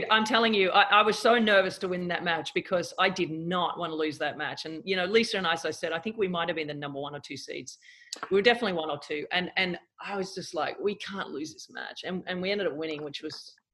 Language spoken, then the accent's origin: English; Australia; Yeah, I definitely had a front row seat to it all.